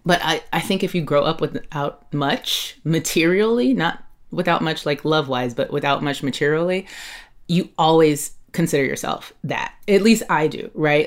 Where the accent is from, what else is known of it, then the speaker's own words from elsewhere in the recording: Los Angeles, California, United States; also born or lived in Catalina Island (Avalon), California; I grew up mostly in South Los Angeles